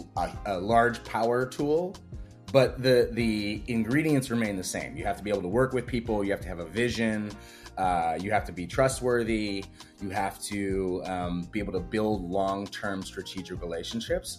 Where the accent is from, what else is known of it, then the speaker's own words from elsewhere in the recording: Wisconsin, United States; I'm from the Midwest, I gr, I grew up in Wisconsin.